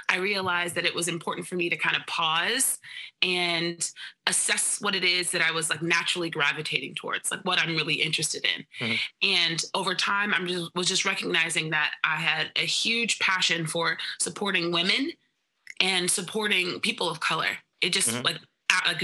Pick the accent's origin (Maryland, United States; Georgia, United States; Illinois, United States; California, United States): California, United States; Bay Area; now in New York, United States; I'm originally from the Bay Area, so I'm used to basically it being 65 or to 70 all the time year round.